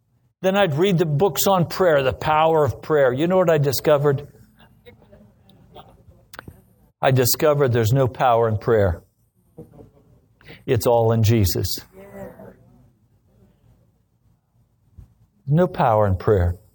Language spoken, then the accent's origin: English; United States; We're Americans.